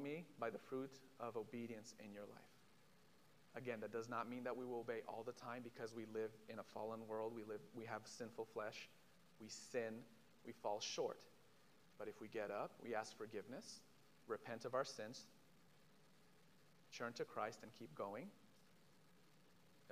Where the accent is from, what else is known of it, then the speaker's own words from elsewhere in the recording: Israel; moved away; I'm from Israel. I'm from a Jewish background